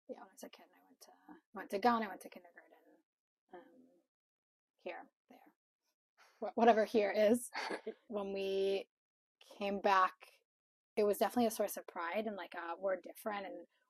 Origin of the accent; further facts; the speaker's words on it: Madison, Wisconsin, United States; I grew up in Madison, Wisconsin, and grew up in a religious home, kind of in a context where there weren't a lot of other Jews.